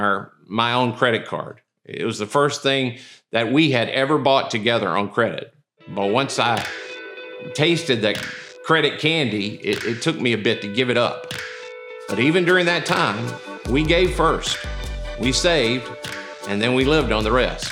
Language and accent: English; Mississippi, United States; I'm from Mississippi